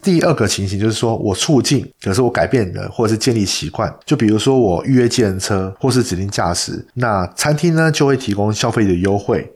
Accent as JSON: {"language": "Chinese", "country": "Taiwan", "said": "我们台湾人"}